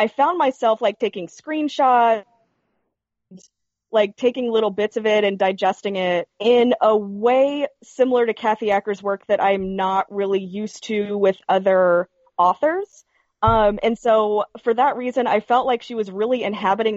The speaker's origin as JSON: {"language": "English", "town": "Knoxville", "region": "Tennessee", "country": "United States", "said": "I'm from East Tennessee, so, like, I'm not sure how many other people know who that is. Like, I'm literally from Knoxville"}